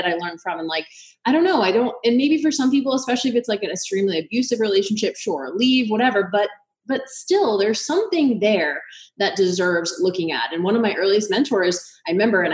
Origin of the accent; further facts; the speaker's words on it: Boston, Massachusetts, United States; I'm from Boston, huge Irish Catholic family.